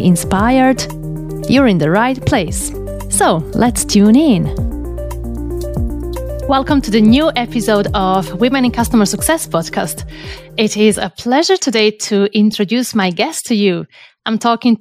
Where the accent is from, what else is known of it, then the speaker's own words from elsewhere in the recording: Croatia; I'm from Croatia.